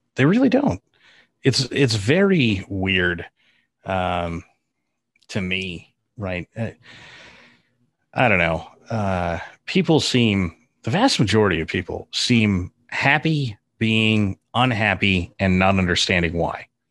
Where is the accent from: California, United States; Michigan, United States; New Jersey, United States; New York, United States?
California, United States; north of Sacramento, Northern; I grew up in Northern California, uh, up just north of Sacramento